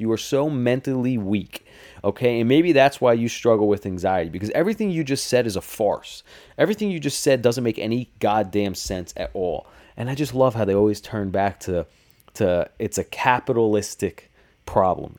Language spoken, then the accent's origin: English; New Jersey, United States; I'm from New Jersey, too